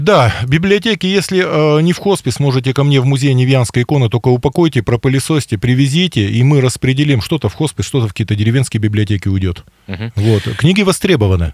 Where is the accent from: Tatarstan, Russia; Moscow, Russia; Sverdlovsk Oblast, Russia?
Sverdlovsk Oblast, Russia; Yekaterinburg; Я екатеринбуржец